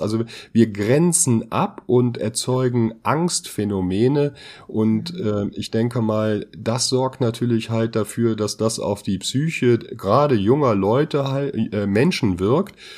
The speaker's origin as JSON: {"language": "German", "country": "Germany", "said": "als Deutsche"}